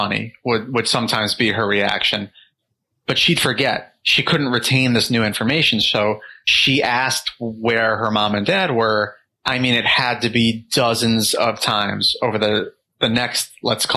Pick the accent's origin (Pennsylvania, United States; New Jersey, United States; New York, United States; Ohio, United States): New York, United States; we moved into my parents' house where I grew up in New York.